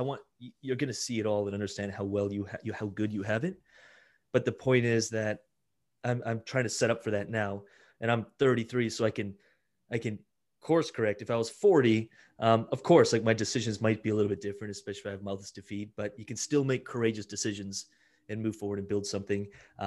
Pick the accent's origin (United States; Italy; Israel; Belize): Italy; born there; moved away; My parents immigrated. I was born in Italy, actually, and they immigrated here and we lived in an apartment, lived in a trailer park.